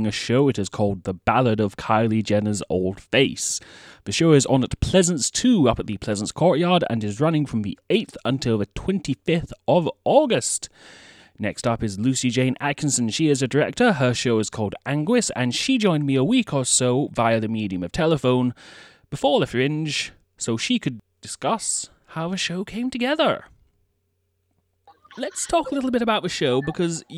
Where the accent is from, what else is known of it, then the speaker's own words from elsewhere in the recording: Campbeltown, Scotland, United Kingdom; accent: soft Scottish; now in Greenock, United Kingdom; Campbelltown, which is on the west coast of Scotland, but I've lived in Greenock for